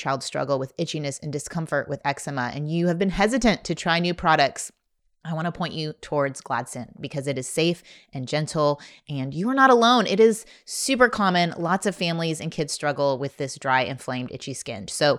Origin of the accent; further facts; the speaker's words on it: Midwest, United States; from the Midwest, and I've said a few things on here, and they're like, I don't know what you're talking about.